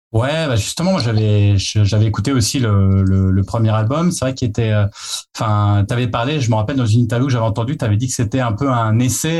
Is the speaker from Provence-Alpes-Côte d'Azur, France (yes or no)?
no; Nancy, Grand Est, France; on vient de Nancy, donc de Lorraine